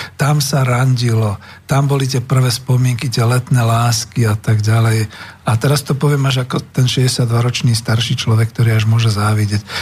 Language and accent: Slovak; Bratislava, Bratislava Region, Slovakia; my sme z Bratislavy.